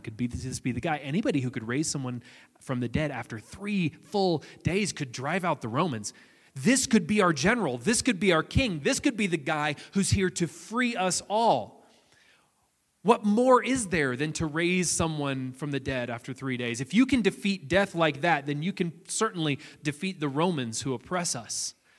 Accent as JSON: {"language": "English", "area": "near Nashville", "region": "Tennessee", "country": "United States", "tie": "born or raised there", "said": "I grew up near Nashville, Tennessee"}